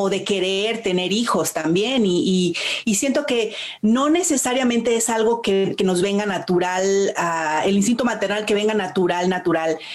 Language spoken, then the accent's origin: Spanish; Mexico; now in Canada; yo nací en México y mm, de muchas maneras, pues soy mexicana